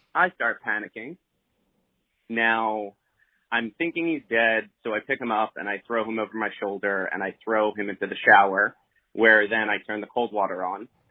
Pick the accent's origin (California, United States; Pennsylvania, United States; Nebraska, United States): Pennsylvania, United States; Philadelphia; I'm from Philly